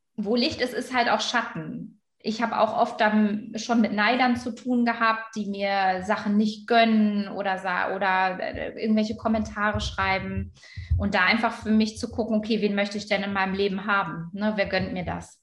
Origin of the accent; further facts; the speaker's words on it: Germany; Also ich bin gebürtige Friesin